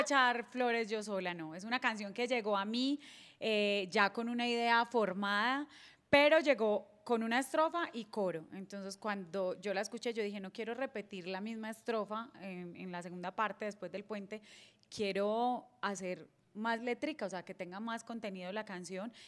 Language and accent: Spanish; Apartadó, Antioquia, Colombia; also born or lived in Medellín; como buena paisa tengo que decir que soy emprendedora